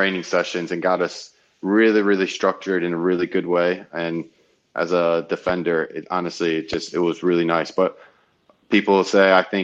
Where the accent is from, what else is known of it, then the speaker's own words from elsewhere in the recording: United States; moved away as an adult; now in Hull, United Kingdom; being American